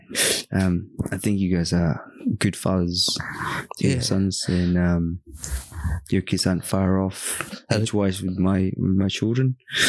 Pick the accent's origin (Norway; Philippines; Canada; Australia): Philippines; But for us and our parents, you know, I mean, being Filipino, divorce is non-existent, mate, nah, especially in Catholic, work, you know.